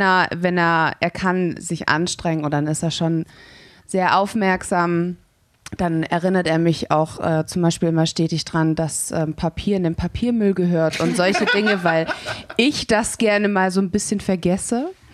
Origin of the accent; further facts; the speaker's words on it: Stuttgart, Baden-Württemberg, Germany; ich komme gebürtig aus Stuttgart